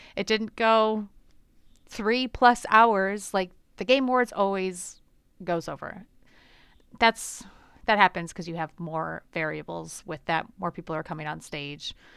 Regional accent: Michigan, United States; moved away; I grew up in Michigan

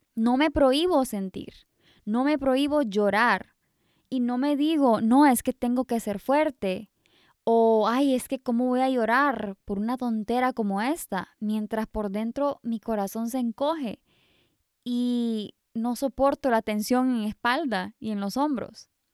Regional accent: Honduras; also born or lived in England; siendo hondureña, que nosotros somos súper bendecidos con este sol rico casi todo el año

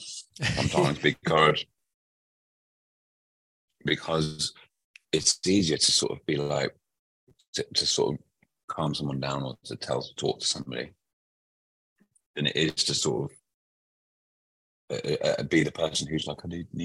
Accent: Liverpool, North West England, United Kingdom; moved away; I grew up in a place called Mossley Hill.

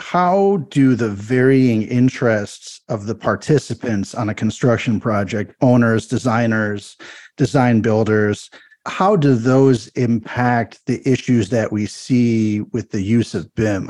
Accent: Minneapolis, Minnesota, United States; here in my hometown of Minneapolis, Minnesota.

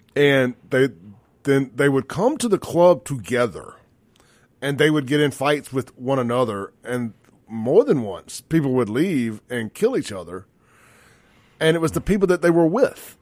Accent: Jackson, Mississippi, United States; I grew up in South Jackson

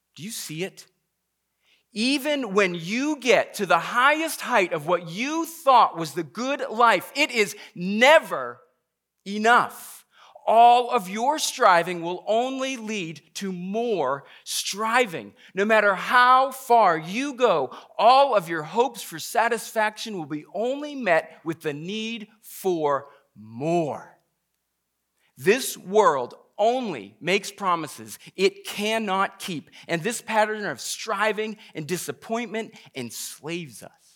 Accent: Massachusetts, United States; I grew up in Massachusetts

